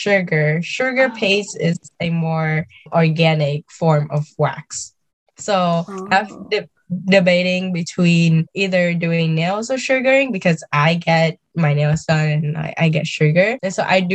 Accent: Vietnam; now in United States; growing up in Vietnam and moving here

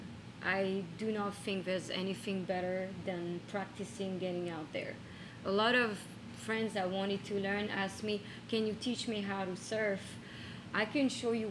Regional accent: France; moved away; I grew up bodyboarding in France

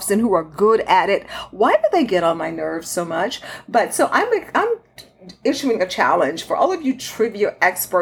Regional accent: Texas, United States; my home state of Texas

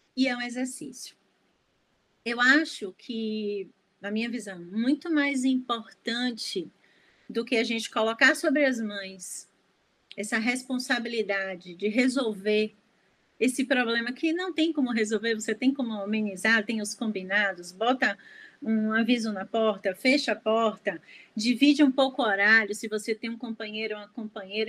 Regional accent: Salvador, Bahia, Brazil; eu sou de Salvador

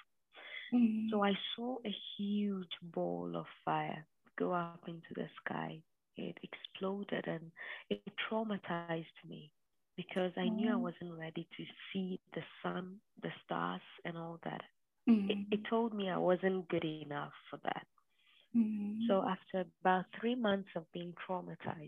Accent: Ghana; moved away as an adult; now in United States; I'm Ghanaian and I am currently doing my PhD in the US.

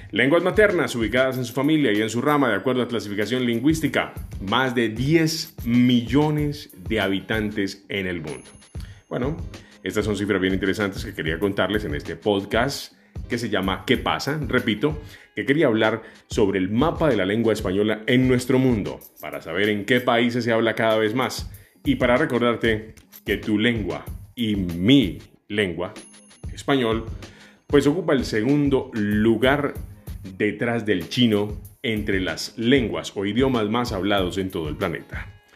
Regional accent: Colombia; Colombia, que es mi país

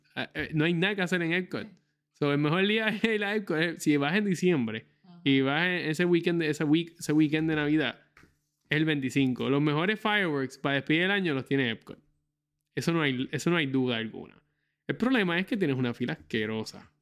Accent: Puerto Rico; moved away as an adult; yo soy puertorriqueño

